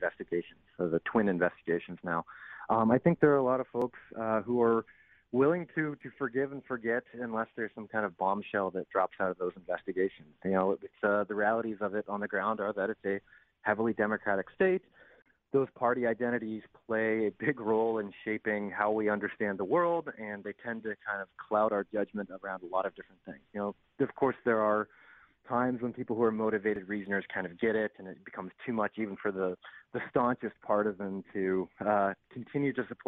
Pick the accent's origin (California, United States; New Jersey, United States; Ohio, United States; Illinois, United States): Ohio, United States; Ohio's 6th congressional district, United States; I grew up in Ohio 6, which takes out the entirety of the river of the state of Ohio